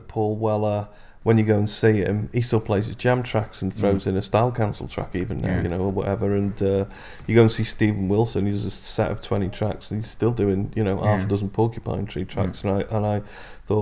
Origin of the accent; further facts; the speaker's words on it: Liverpool, North West England, United Kingdom; it's in your DNA from the moment you're born as a Scouser